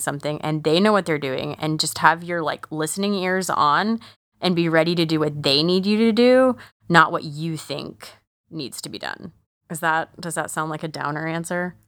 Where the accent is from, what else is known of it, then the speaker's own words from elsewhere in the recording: United States; I'm an American